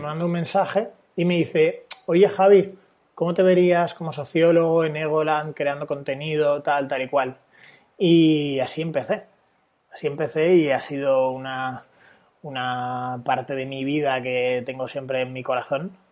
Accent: Valencia, Valencian Community, Spain; yo eh, nací en Valencia

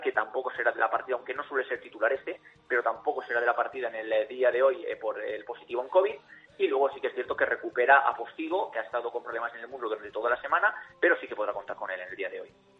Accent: Pamplona, Navarre, Spain; yo soy un aficionado de Pamplona

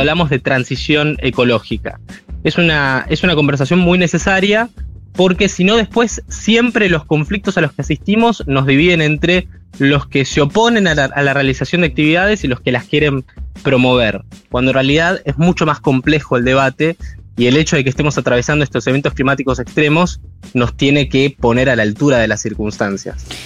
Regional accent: Argentina

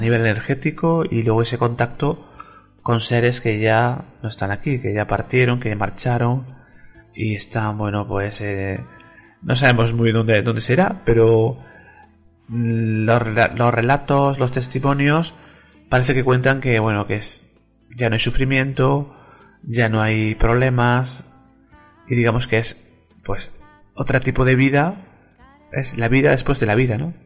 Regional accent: Granada, Andalusia, Spain; soy de Granada

